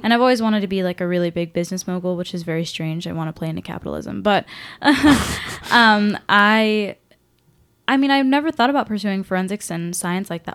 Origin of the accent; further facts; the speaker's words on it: Washington, United States; I'm from Washington